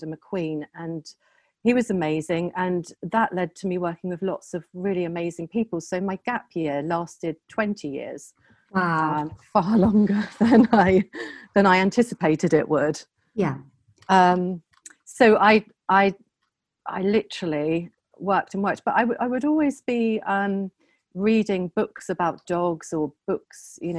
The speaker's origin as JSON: {"language": "English", "town": "Southampton", "region": "South East England", "country": "United Kingdom", "also_born_or_lived": "London", "moved": "yes", "said": "I'm from Southampton"}